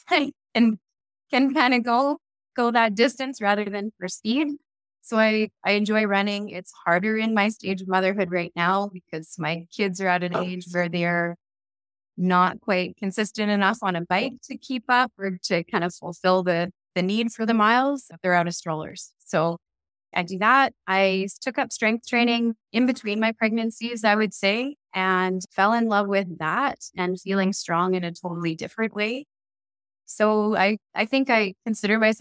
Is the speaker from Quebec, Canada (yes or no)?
no; Cranbrook, British Columbia, Canada; I grew up in Cranbrook, BC, mostly